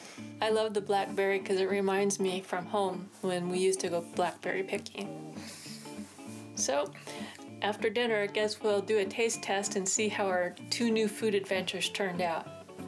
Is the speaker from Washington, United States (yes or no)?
yes; Washington, United States; now in Southern California, United States; I'm from Washington, where blackberries grew like weeds